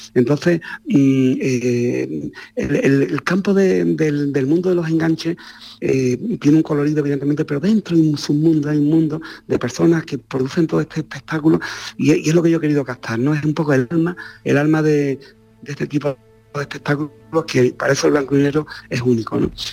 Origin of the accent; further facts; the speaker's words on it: Ronda, Andalusia, Spain; Ronda, que es mi ciudad natal